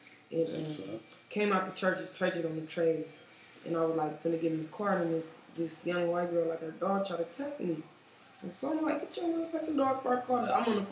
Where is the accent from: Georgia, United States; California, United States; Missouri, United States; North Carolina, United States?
California, United States; Sacramento; I was born and raised in Oak Park.